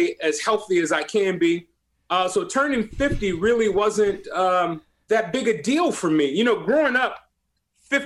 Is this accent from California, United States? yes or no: yes; Compton, California, United States; being and growing up in Compton